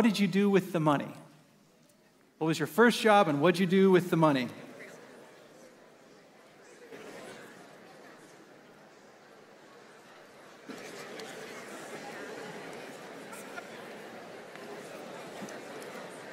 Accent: Oregon, United States; I grew up in Oregon

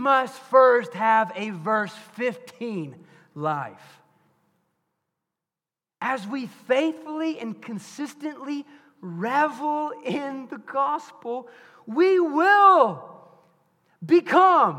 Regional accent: Bryant, United States; my mom and dad had a trophy business when I was growing up in Bryant

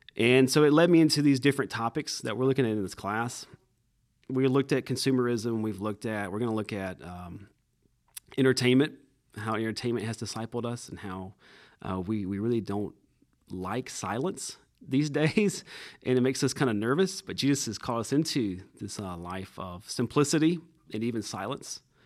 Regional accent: Cordele, Georgia, United States; I'm originally from Cordial, Georgia

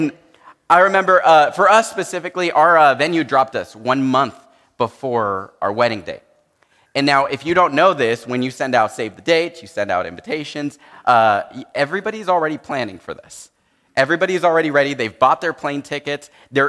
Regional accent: San Jose, California, United States; I grew up in San Jose, but I grew up in a very Hispanic home, and so I know a lot of Spanish

